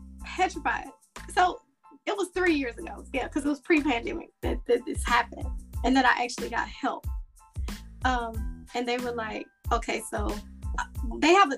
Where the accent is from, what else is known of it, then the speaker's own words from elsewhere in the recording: Atlanta, Georgia, United States; moved away as an adult; also born or lived in Florida; I'm from Atlanta. I moved back home 7 years ago